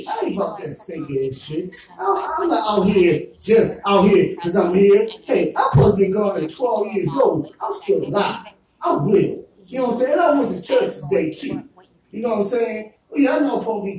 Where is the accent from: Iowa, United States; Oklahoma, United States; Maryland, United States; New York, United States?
Maryland, United States; Baltimore; now in California, United States; I'm from Baltimore